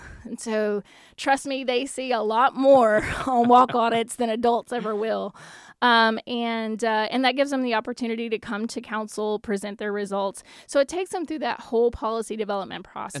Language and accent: English; Lake Village, Arkansas, United States; moved away; I worked intensively, uh, with Lake Village, and yes, it happens to be my hometown